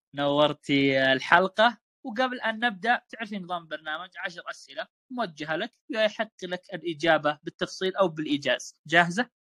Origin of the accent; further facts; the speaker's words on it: Saudi Arabia; يوما مهما في حياتنا كسعوديين